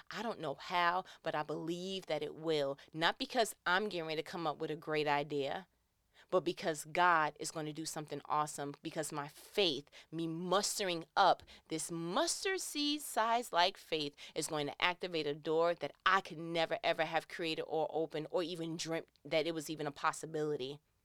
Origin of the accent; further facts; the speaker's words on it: New York, United States; I'm from New York. We are not around a large body of water